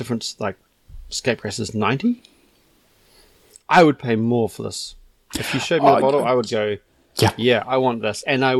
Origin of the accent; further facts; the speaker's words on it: New Zealand; I'm obviously a Kiwi